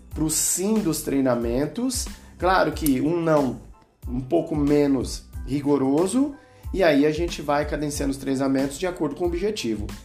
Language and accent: Portuguese; Brazil; como brasileiro